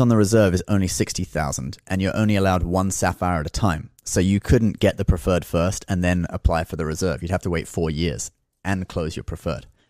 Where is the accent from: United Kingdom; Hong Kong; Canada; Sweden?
Hong Kong; now in New York, United States; I was born in Hong Kong, so, and my major in college is, uh, Chinese language